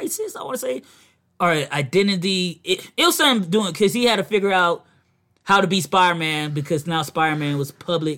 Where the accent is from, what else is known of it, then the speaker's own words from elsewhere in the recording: Virginia, United States; From where I'm from, we don't have these washing machines.